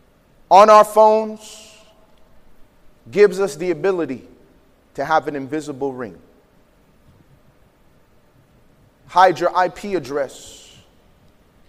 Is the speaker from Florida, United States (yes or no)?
no; Chicago, Illinois, United States; I grew up in Chicago around gangs in a time where it was not cool to be smart.